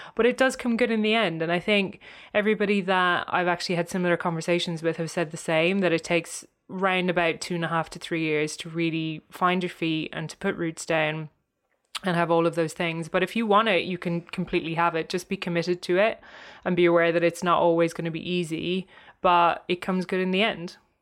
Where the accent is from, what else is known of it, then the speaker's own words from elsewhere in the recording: Cork, Munster, Ireland; moved away as an adult; also born or lived in San Francisco, United States; now in London, United Kingdom; my hometown, um, which is Cork in Ireland